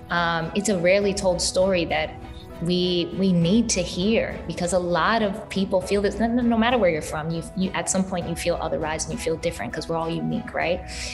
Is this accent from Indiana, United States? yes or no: no; New York City, New York, United States; I'm a New Yorker. I was born in the Bronx. I have family in the Heights.